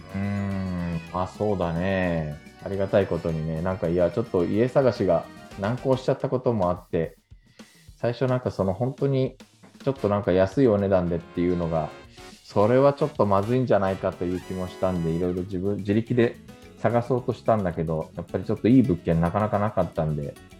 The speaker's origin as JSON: {"language": "Japanese", "country": "Japan", "tie": "born or raised there", "moved": "yes", "lives_now": "South Korea", "said": "日本生まれ今は2回目の韓国在住日本人"}